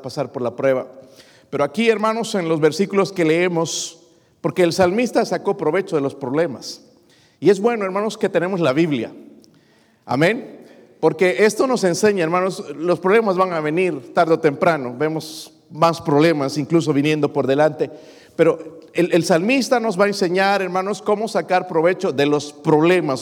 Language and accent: Spanish; Mexico; now in United States; como mexicano